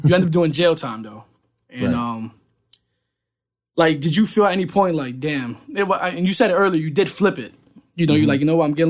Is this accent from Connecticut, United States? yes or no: yes; Bridgeport, Connecticut, United States; I'm not from Norwalk, I'm from Bridgeport